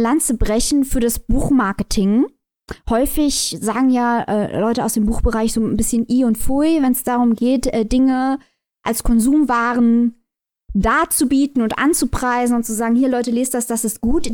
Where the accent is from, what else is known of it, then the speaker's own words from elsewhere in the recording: Germany; als Deutsche